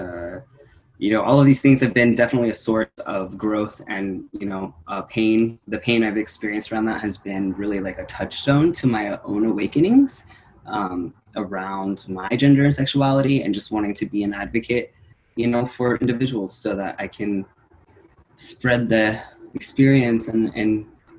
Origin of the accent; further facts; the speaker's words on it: Santa Cruz, California, United States; also born or lived in Woodland, California; I split up from Woodland to Santa Cruz, California